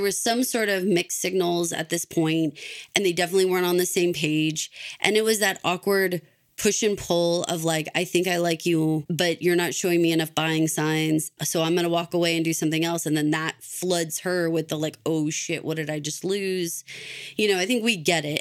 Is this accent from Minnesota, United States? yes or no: no; Texas, United States; moved away as an adult; I moved away from Texas for a couple of years